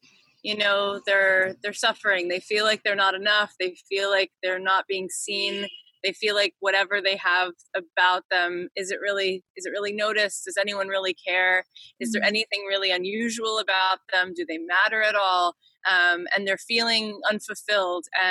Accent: East Coast, United States; moved away as an adult; now in Los Angeles, United States; I grew up on the East Coast

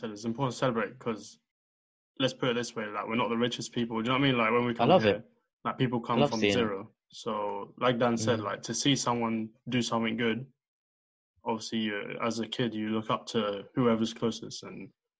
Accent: United Kingdom; looking at me, no one will know that I'm British, but at the same time, an Algerian guy won't be like, oh yeah, you're Algerian.

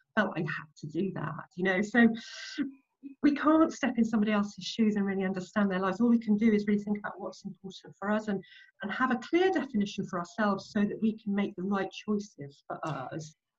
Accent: Nottinghamshire, East Midlands, United Kingdom; moved away as an adult; now in London, United Kingdom; I grew up in Nottinghamshire, so in the Midlands.

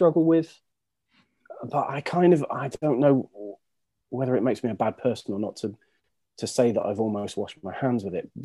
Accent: United Kingdom; we're British

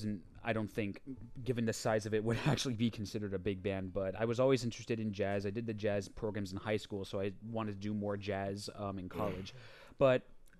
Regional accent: Westchester, New York, United States; also born or lived in Pittsburgh / Detroit; I lived basically my whole life in Westchester, New York

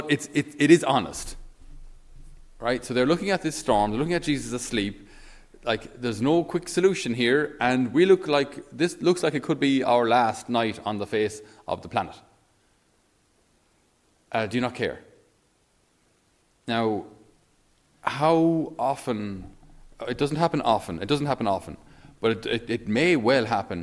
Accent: Tipperary, Ireland; I'm from Tipperary. We're a landlocked county.

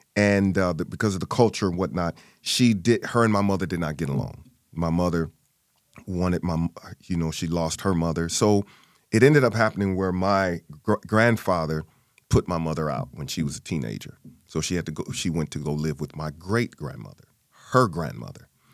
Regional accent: St. Louis, Missouri, United States; born and raised in Saint Louis, Missouri.

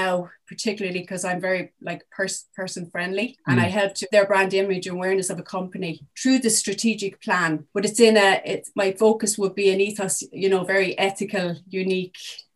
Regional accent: South Kilkenny, Leinster, Ireland; I'm originally from South Kilkenny, so now back living in Kilkenny town.

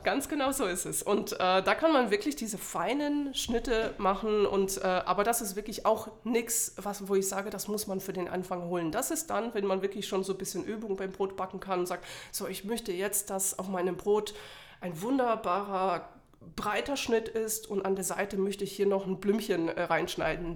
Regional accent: Poland; now in Germany; ich komme ursprünglich aus Polen und bin mittlerweile schon 17 Jahre in Deutschland

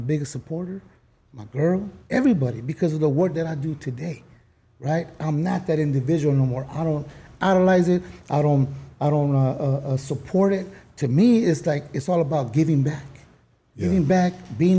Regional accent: Los Angeles, California, United States; also born or lived in South Central, Los Angeles; I used to be from Hickory.

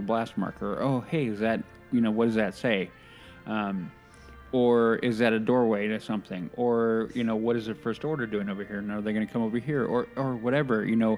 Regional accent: Los Angeles, California, United States; also born or lived in Pico Rivera, California / Montebello, California; I grew up in Pico Rivera, Montebello, and then East

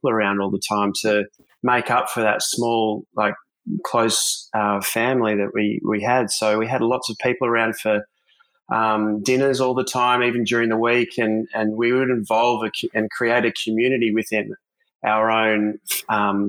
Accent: Melbourne, Victoria, Australia; now in Gold Coast, Australia; growing up in Melbourne with my family, I grew up without any siblings.

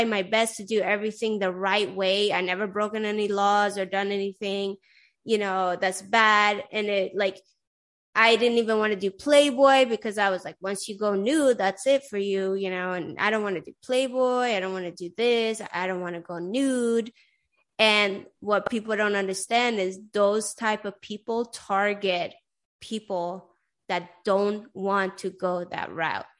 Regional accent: Sweden; moved away; also born or lived in Iran; I grew up in Sweden and I'm Iranian

